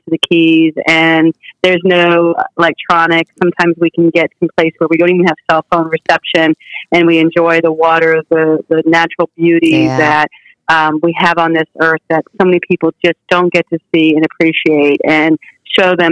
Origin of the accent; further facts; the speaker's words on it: Key West, Florida, United States; moved away as an adult; also born or lived in New Jersey; I wasn't born there. But I grew up there and graduated from high school there